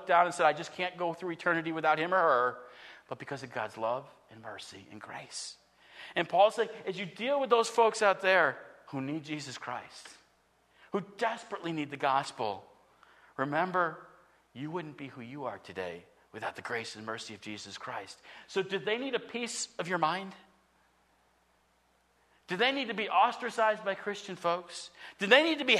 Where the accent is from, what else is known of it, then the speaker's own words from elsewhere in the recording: United States; a citizen of the United States of America